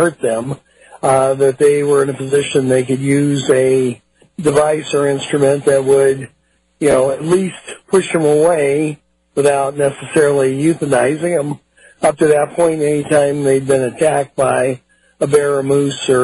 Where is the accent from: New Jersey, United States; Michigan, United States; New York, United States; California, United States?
California, United States; Palo Alto; also born or lived in San Francisco, California; I'm a California boy. I was born in San Francisco, raised in Palo Alto right around Stanford University.